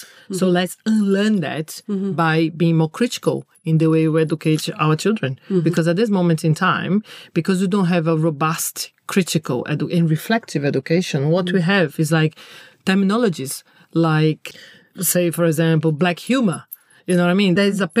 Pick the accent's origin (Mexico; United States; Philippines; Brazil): Brazil; English is a second language; I'm from Brazil